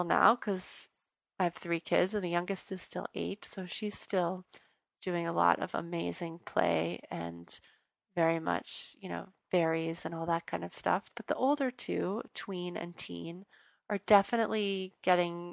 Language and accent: English; New Orleans, Louisiana, United States; I'm from New Orleans